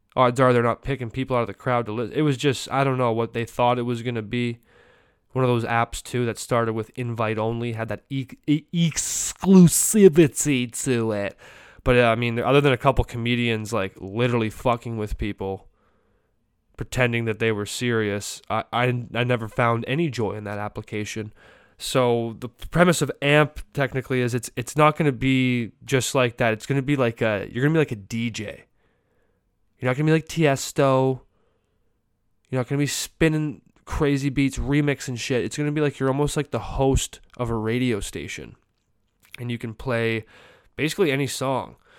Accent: Canada; as a Canadian

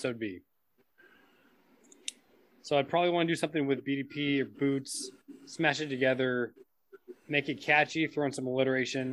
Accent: Modesto, California, United States; Well, Modesto is pretty big now. That's where I was born

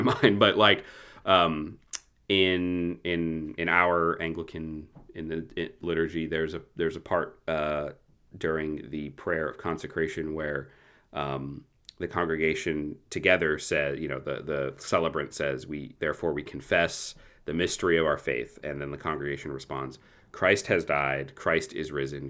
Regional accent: United States; as American Protestants

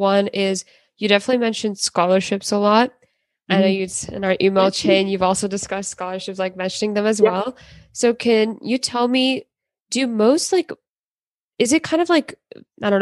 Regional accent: Maryland, United States; I'm from Maryland

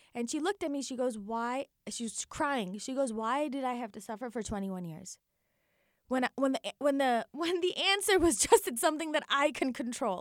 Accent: Naperville, Illinois, United States; born and raised in Naperville, Illinois

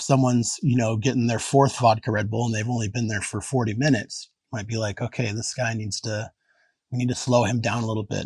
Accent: Anchorage, Alaska, United States; I grew up in Anchorage and it really is a small town.

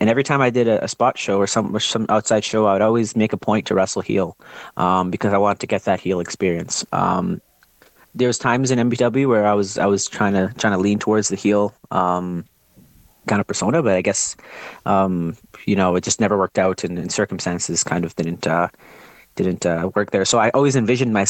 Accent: Ontario, Canada; now in Alberta, Canada; I'm originally from Ontario as well.

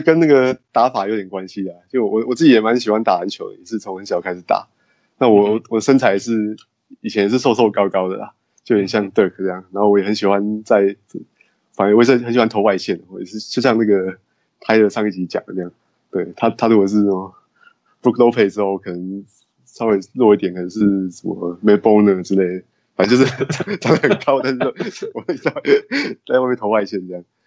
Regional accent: Taoyuan, Taiwan; also born or lived in Taipei, Taiwan; 我是在台湾土生土长长大的

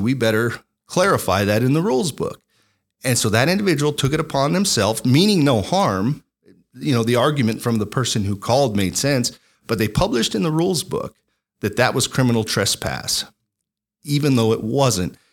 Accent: La Puebla, New Mexico, United States; I am born and raised in New Mexico, a lifelong New Mexican.

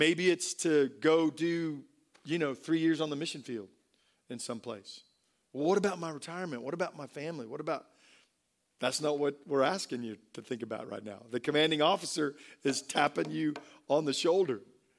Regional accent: Tampa, Florida, United States; born there; I was born in Tampa at MacDill Air Force Base, and my father was a pilot, flew B-52s, and so I'm an Air Force brat.

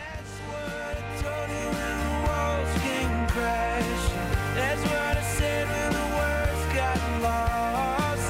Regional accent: the South, United States; growing up in the South

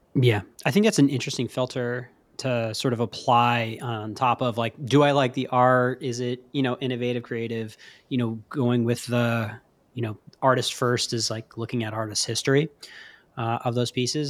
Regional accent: New York City, New York, United States; moved away; As a New Yorker, a native New Yorker

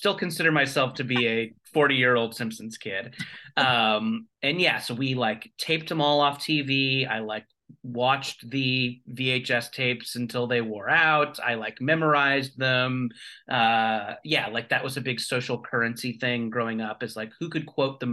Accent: Orange County, California, United States; also born or lived in Beaumont, Texas / Santa Cruz, California / Los Angeles, California; I was born in Beaumont, Texas, but I did most of my growing up in Orange County, California

